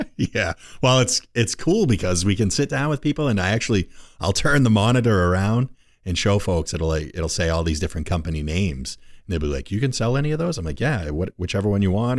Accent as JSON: {"language": "English", "town": "Rumford", "region": "Maine", "country": "United States", "tie": "born or raised there", "said": "my old stomping grounds where I was born and raised in Rumford"}